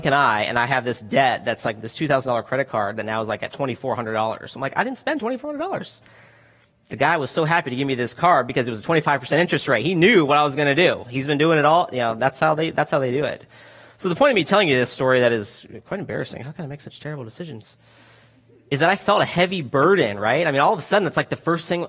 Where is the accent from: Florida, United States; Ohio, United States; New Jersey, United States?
Florida, United States; now in California, United States; I'm from Florida originally. Went to Florida State